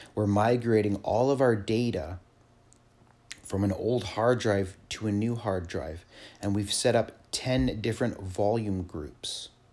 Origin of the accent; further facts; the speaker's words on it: Canada; I come from Canada